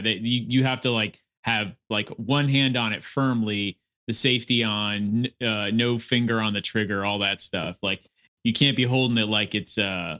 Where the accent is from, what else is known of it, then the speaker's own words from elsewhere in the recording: Florida, United States; also born or lived in Connecticut; I remember when I moved from Connecticut down to Florida, I was going from second to third grade.